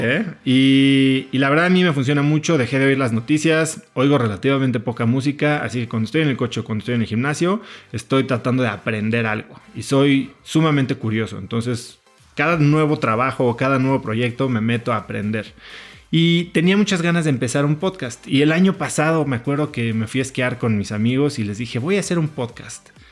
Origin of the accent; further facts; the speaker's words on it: Mexico; moved away as an adult; also born or lived in New York, United States; llevo 10 años que regresé de mi maestría en Estados Unidos y después de vivir en Nueva York a México